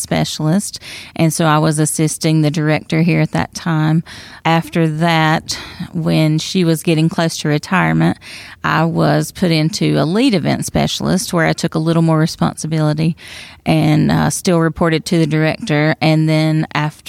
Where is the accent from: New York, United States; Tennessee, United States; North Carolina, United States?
North Carolina, United States; Traphill; I am a Wilkes County native. I was born and raised in Trapp Hill, North Carolina, near Stone Mountain